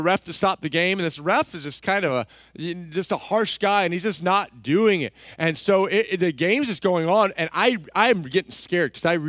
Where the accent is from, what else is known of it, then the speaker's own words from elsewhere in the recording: Texas, United States; Remember, I grew up in Texas.